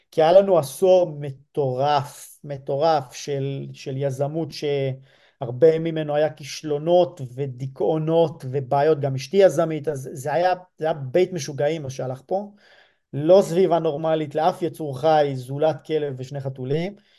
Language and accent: Hebrew; Lehavim, Southern District, Israel; moved away; גדלתי אמנם בלהבים, זה יישוב לא מושב